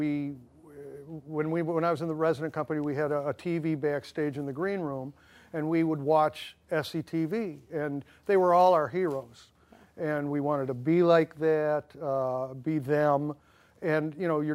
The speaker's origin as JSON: {"language": "English", "town": "Cleveland", "region": "Ohio", "country": "United States", "tie": "born or raised there", "also_born_or_lived": "Tennessee / Chicago, Illinois", "moved": "as an adult", "lives_now": "Santa Monica, United States", "said": "I grew up in Cleveland, Ohio"}